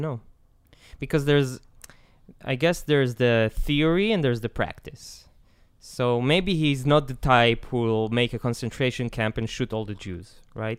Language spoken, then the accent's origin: English; Israel; I'm from Isla, Israel